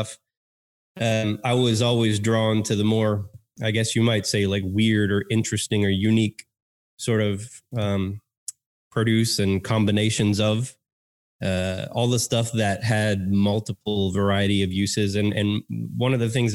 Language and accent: English; Texas, United States; accent: American; born and raised in Texas, grew up with that slow cooked meat